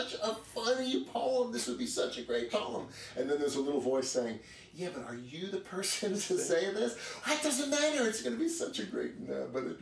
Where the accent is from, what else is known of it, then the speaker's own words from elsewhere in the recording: New York City, New York, United States; I grew up on Park Avenue.